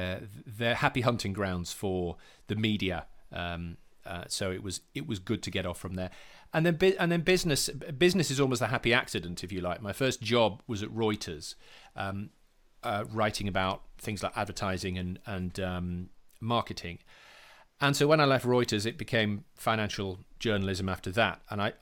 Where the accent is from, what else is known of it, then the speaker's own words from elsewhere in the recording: Yorkshire and the Humber, United Kingdom; I'm from West Yorkshire. I was born in a small town near Huddersfield.